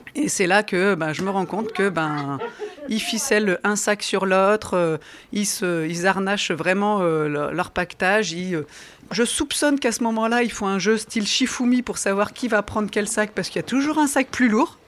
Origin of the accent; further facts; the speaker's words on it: the North, Hauts-de-France, France; Je suis native du Nord